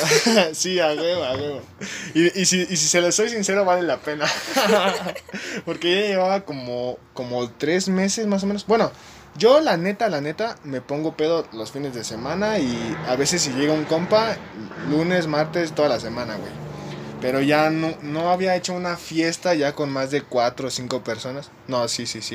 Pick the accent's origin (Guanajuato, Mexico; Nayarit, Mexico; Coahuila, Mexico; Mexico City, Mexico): Mexico City, Mexico; Somos del mero centro, Chelangos